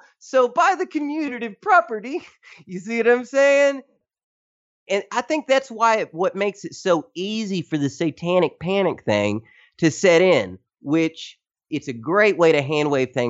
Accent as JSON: {"language": "English", "region": "Tennessee", "country": "United States", "moved": "as an adult", "lives_now": "Philippines", "said": "I am from Tennessee."}